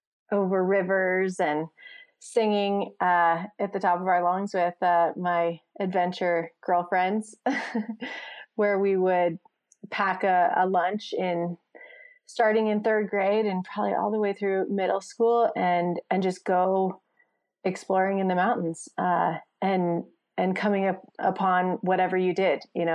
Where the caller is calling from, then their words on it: Jackson, Wyoming, United States; I am calling in from Jackson Hole, Wyoming.